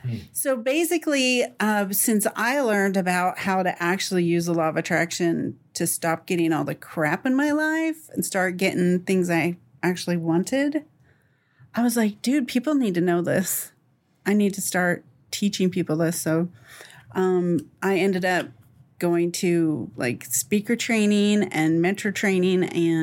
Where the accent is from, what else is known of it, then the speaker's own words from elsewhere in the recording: Dallas, Texas, United States; So, so I'm the oldest of four kids, and I'm from Dallas.